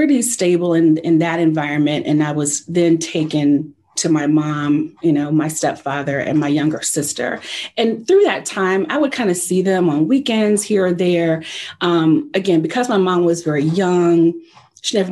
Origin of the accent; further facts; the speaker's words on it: New Jersey, United States; I'm from New Jersey